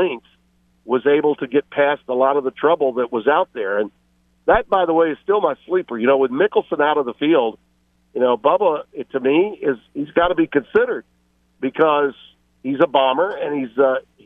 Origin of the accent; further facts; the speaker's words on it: Louisiana, United States; my home state